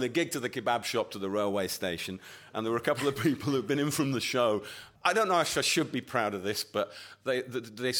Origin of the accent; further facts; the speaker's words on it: Yorkshire and the Humber, United Kingdom; I come from Yorkshire.